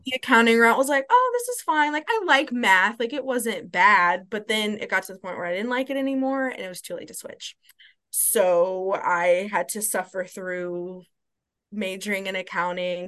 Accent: Louisville, Kentucky, United States; moved away as an adult; also born or lived in Columbus, Ohio; now in Nashville, United States; I grew up in Louisville, Kentucky

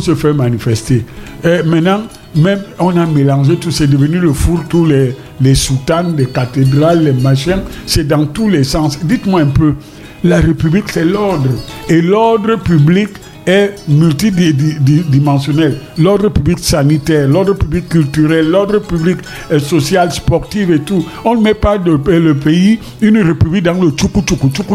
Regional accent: Douala, Littoral, Cameroon; also born or lived in Paris; Quand j'étais jeune ici à Douala

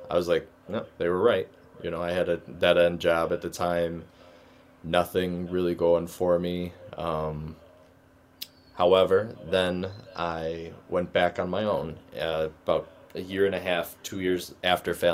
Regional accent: Rochester, New York, United States; growing up in Rochester, it was great. You know, all my family's here, so we really stayed local

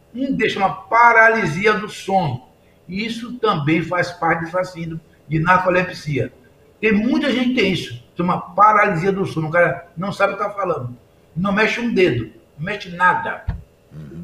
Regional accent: Bahia, Brazil; eu sou baiano, eu sou baiano. Eu vim dos alagados

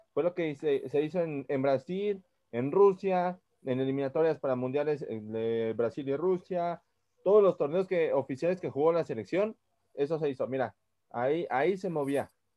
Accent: Mexico; somos mexicanos

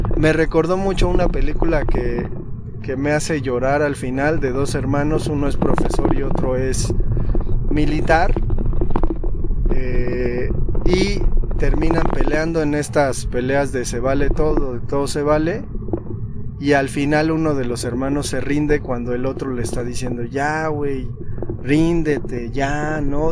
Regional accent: Mexico; somos mexicanos

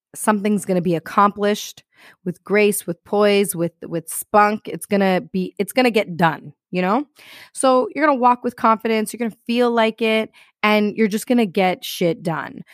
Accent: Toronto, Ontario, Canada; I am from Toronto, Canada, and here we got a lot of snow.

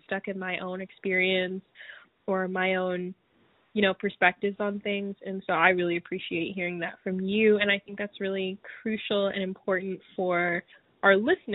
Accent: United States

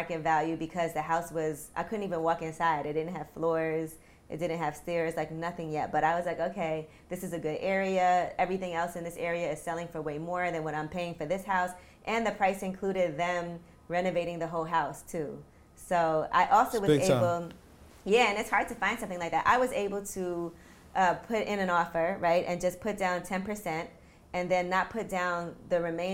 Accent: New York City, New York, United States; one of my friends that I grew up with in Brooklyn

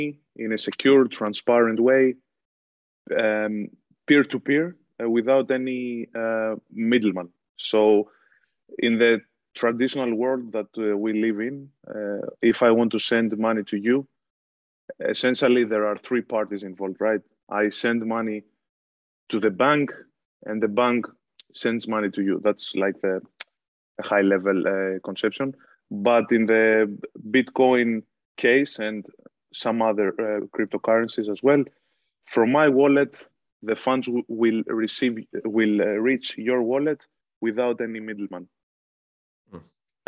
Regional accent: Athens, Attica, Greece; moved away as an adult; also born or lived in Boston; now in Ireland; I was born and raised in Athens, but I have some roots from Mani

